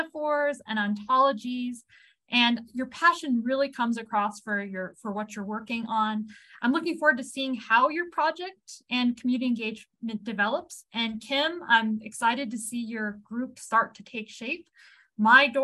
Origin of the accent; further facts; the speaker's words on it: New England, United States; I grew up in New England